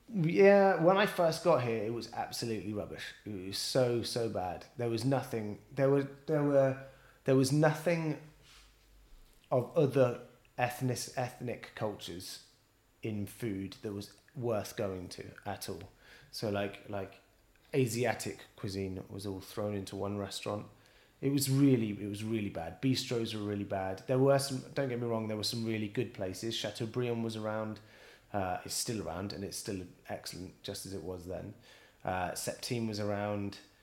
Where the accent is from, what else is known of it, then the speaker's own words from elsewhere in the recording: Bristol, South West England, United Kingdom; moved away as an adult; also born or lived in London; now in Paris, France; I was born and raised in Bristol